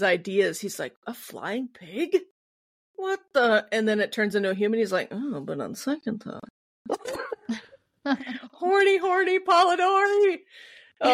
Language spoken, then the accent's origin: English; Midwest, United States; I'm from the Midwest. I already have a weird ass accent